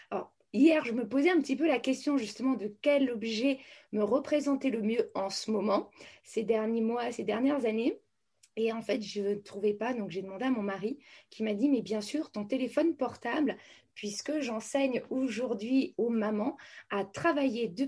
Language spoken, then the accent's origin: French; France; moi, je suis euh, une fille de militaire. Donc, j'ai énormément déménagé partout en France. J'ai fait plus de 16 déménagements euh, dans ma jeunesse.